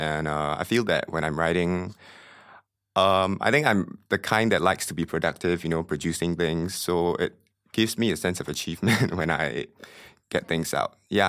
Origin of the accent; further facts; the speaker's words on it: Myanmar; I came from Myanmar